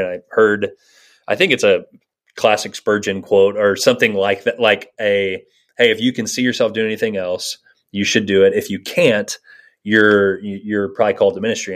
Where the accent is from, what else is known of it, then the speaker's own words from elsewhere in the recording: Virginia Beach, Virginia, United States; now in Ames, United States; I grew up in Virginia Beach, Virginia